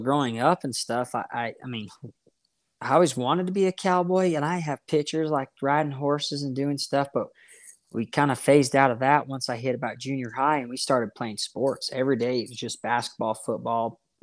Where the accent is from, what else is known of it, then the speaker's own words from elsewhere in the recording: Roosevelt, Utah, United States; now in Spring City, United States; I am from Roosevelt, Utah, born and raised